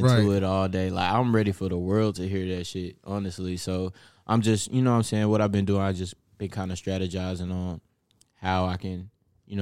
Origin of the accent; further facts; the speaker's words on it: Dallas, Texas, United States; also born or lived in Duncanville, Texas; now in Cedar Hill, United States; I grew up mainly in Oak Cliff.